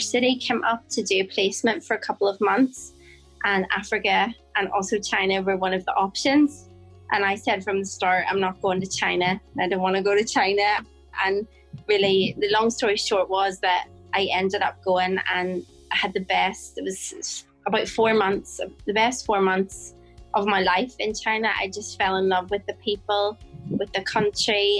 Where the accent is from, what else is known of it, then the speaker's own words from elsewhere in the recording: Bangor, Northern Ireland, United Kingdom; moved away as an adult; now in Phnom Penh, Cambodia; I'm from Northern Ireland, and I grew up in a little town called Bangor by the seaside